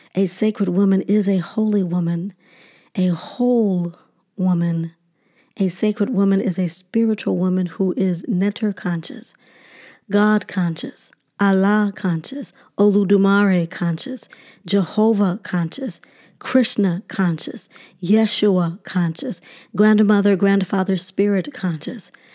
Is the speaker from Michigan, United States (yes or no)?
yes; Detroit, Michigan, United States; a little black girl growing up in Detroit